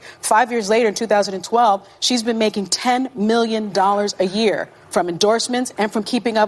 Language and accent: English; South Bronx, New York, United States; I grew up in the South Bronx